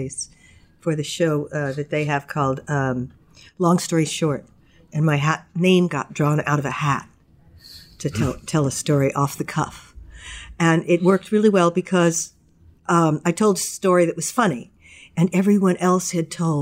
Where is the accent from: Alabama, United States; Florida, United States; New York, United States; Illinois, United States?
New York, United States; Long Island; now in Kittery, United States; I grew up on Long Island in New York, climbing trees and racing bikes around